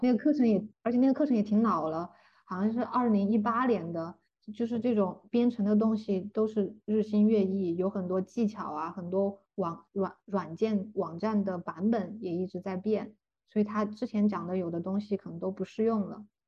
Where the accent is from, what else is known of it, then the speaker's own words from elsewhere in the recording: China; moved away as an adult; 我们中国人的通病吧